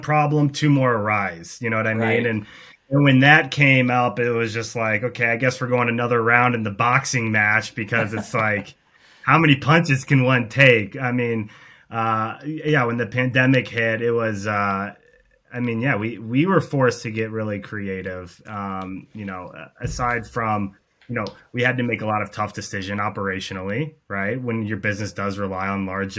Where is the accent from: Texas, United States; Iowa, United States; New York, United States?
Iowa, United States; Cedar Rapids; also born or lived in Chicago; when the pandemic hit, I moved back actually to Cedar Rapids